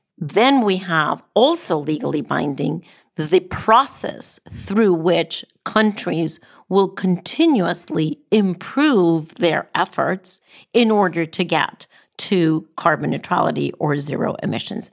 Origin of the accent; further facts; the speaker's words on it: Costa Rica; even in Costa Rica, my home country